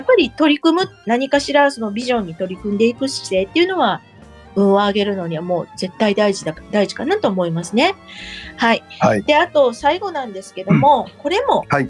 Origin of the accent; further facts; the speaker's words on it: Kobe, Hyogo, Japan; 私たち神戸の人